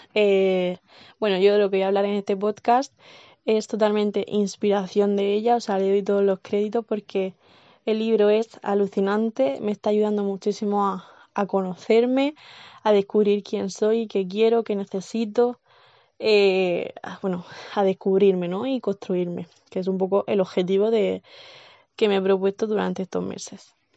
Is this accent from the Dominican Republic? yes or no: no; Cartagena, Region of Murcia, Spain; vivo y nací en Cartagena, en Murcia.